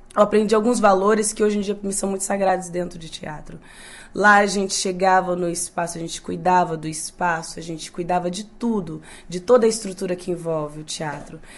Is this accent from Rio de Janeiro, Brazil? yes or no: yes; Volta Redonda, Rio de Janeiro, Brazil; Eu sou de Volta Redonda. Volta Redonda é o interior do Rio, do, do, do país, do Brasil.